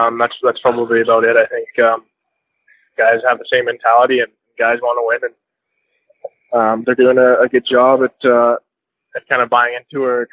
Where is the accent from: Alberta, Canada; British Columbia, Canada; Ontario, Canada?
Alberta, Canada; Grande Prairie; also born or lived in Sherwood Park, Alberta; I started off hockey in Grand Prairie. I lived there for about 10 years